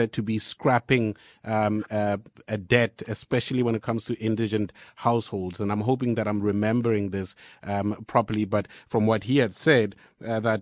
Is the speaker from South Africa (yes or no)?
yes; Pretoria, Gauteng, South Africa; moved away; is going on in my home city